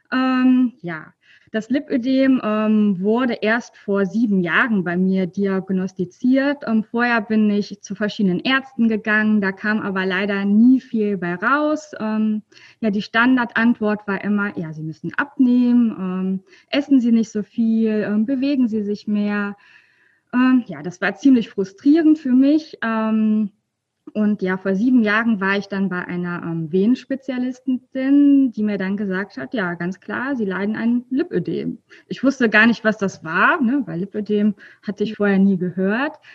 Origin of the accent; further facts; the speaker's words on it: North Rhine-Westphalia, Germany; ja, ich komme aus der Nähe von ähm, Köln.